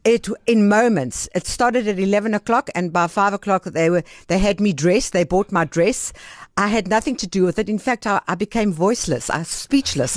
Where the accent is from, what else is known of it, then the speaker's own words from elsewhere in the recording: Benoni, Gauteng, South Africa; also born or lived in Greece; I grew up in Benoni, and I went to, uh, a Jewish day school in Benoni